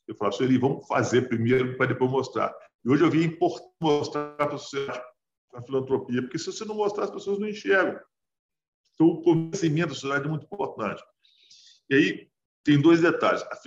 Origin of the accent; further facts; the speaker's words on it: Brazil; A gente é brasileiro